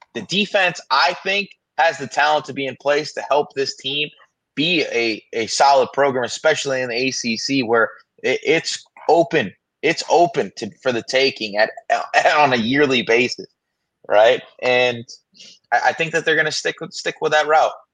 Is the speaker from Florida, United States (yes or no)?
yes; South Florida, United States; for my entire life growing up in South Florida